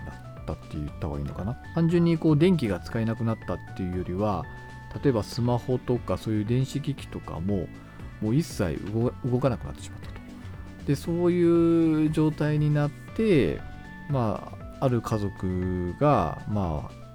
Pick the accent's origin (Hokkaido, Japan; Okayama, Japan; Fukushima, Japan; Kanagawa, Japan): Hokkaido, Japan; 道民なんですけど